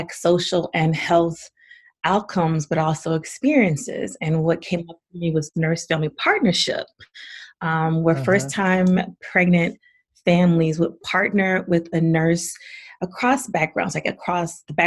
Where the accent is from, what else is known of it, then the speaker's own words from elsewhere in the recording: the South, United States; moved away; I was born and raised in the South